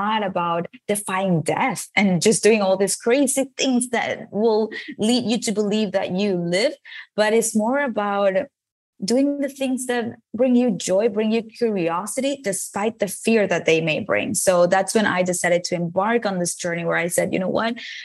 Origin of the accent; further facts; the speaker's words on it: Venezuela; English is a second language; moved away as an adult; now in United States; I moved from Venezuela, where I was born, to the United States to study a career in advertising